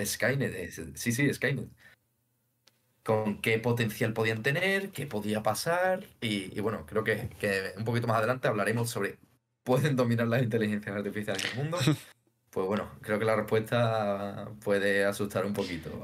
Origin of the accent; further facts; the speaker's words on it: Seville, Andalusia, Spain; soy sevillano, y tengo 26 años